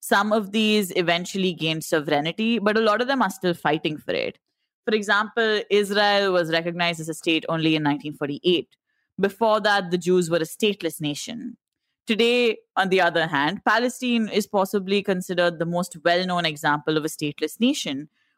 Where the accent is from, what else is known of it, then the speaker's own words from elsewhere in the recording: India; only thing that makes us Indian, apart from our passports, is the fact that we all believe that we're Indian. It's the fact that we all feel something when we sing the national anthem or watch the Indian cricket team.